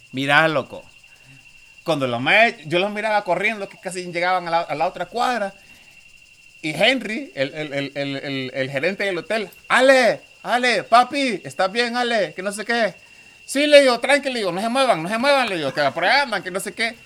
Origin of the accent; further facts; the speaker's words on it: Honduras; yo soy de Honduras